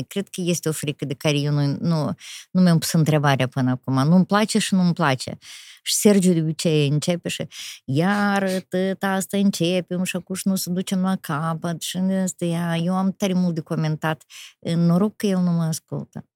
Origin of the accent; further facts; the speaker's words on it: Rezina, Rezina District, Moldova; chiar în orășelul rezina